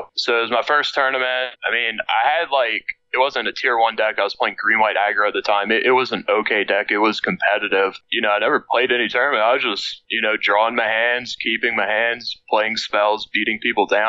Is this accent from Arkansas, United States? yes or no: no; Cut Off, Louisiana, United States; also born or lived in Lafayette, Louisiana; I grew up in a very small town called Cut Off, Louisiana